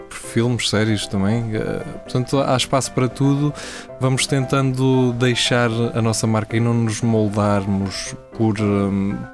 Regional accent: Portugal; Somos nós a olhar para o nosso reflexo e nosso reflexo enquanto quatro amigos, enquanto portugueses

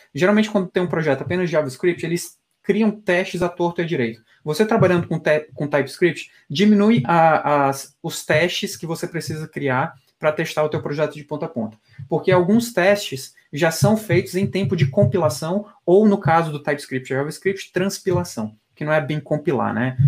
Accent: Piauí, Brazil; now in São Paulo, Brazil; eu como piauiense

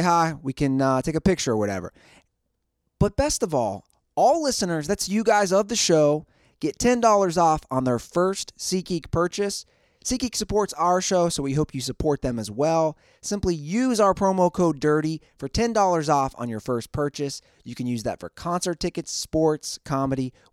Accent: Cincinnati, Ohio, United States; now in Southern California, United States; My hometown Cincinnati

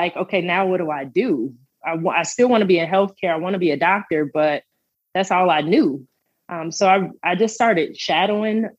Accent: Country Club Hills, Illinois, United States; moved away as an adult; also born or lived in Hazel Crest, Illinois / Edwardsville, Illinois / Memphis, Tennessee / Kansas City; I grew up in Country Club Hills, and then we actually moved to Hazelcrest, and I ended up going to HF for high school

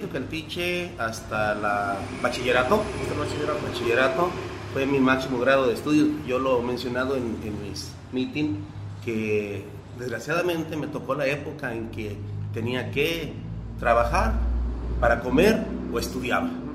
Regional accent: Teocaltiche, Jalisco, Mexico; mi pueblo y a, y a, todo mundo, a todo, a todo Teocaltiche

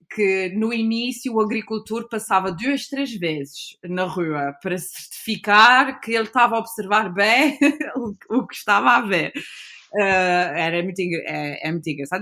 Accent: São Miguel, Azores, Portugal; also born or lived in United States / Lisbon; foi aqui que eu cresci, uh, na ilha de São Miguel, e vivi toda a minha vida, exceto onde quando fui estudar e trabalhar alguns anos para Lisboa

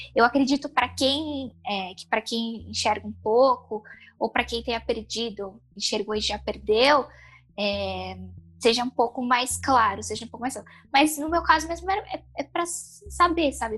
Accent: São Paulo, Brazil; eu sou de São Paulo

